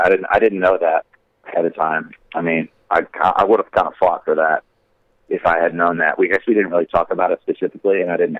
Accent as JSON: {"language": "English", "region": "Georgia", "country": "United States", "said": "And we're from Georgia."}